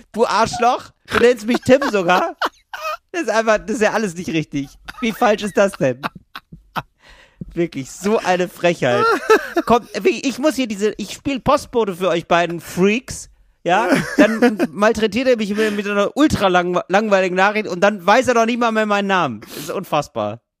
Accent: Northern Germany, Germany; ich komme aus Norddeutschland.

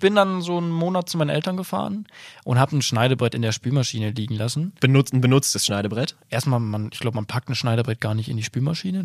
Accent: Bielefeld region, North Rhine-Westphalia, Germany; ich komme ja auch aus der Region

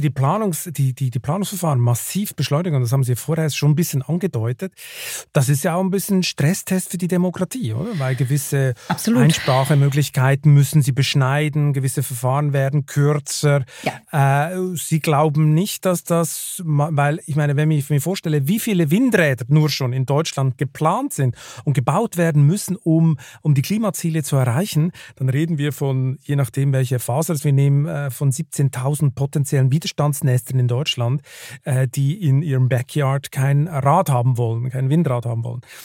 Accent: Switzerland; now in Germany; gerade ich als Schweizer, als ich hierher gekommen bin

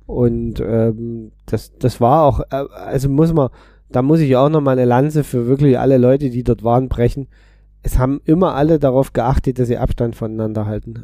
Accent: Berlin, Germany; bin als Berliner

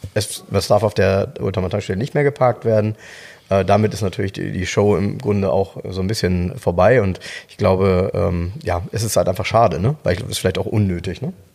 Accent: Soltau, Lower Saxony, Germany; in Soltau, äh, jetzt kommt wieder meine Heimat

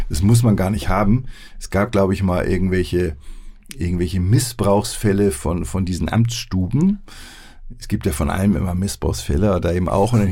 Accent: Hamburg, Germany; Ich bin ein Hamburger.

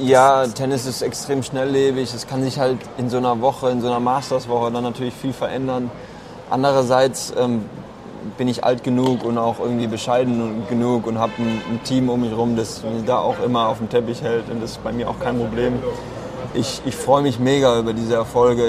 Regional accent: Karlsruhe, Baden-Württemberg, Germany; ein Jahr in Karlsruhe Ruppur, da wo ich herkomme

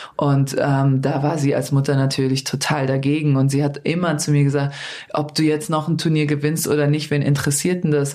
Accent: Darmstadt, Hesse, Germany; also born or lived in Yugoslavia; Ich komme aus Darmstadt

